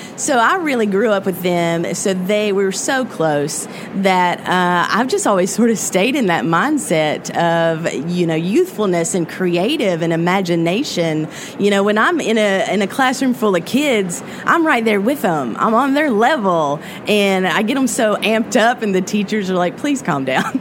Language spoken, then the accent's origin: English; Appalachian Mountains of Virginia, United States; the Appalachian Mountains of Virginia. That's the where I'm from, and it's beautiful